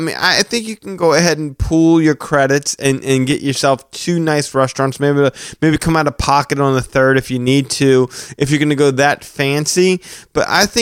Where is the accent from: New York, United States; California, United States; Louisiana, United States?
Louisiana, United States; New Orleans; we're from New Orleans